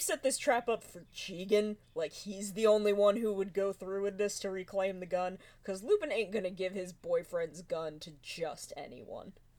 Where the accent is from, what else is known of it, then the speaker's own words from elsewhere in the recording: United States; as an American